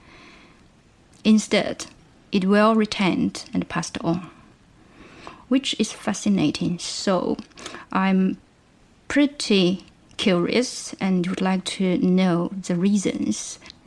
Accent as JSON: {"language": "English", "country": "China", "moved": "yes", "lives_now": "Lancaster, United Kingdom", "said": "I'm originally from China, and I'm currently doing a PhD at Lancaster University"}